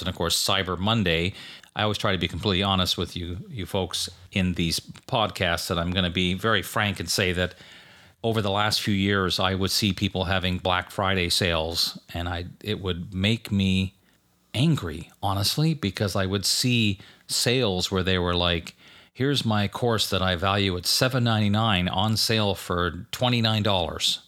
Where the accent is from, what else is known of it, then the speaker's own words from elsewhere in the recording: Canada; now in United States; I grew up in Canada where Thanksgiving was in, always in October. So when I moved to the U S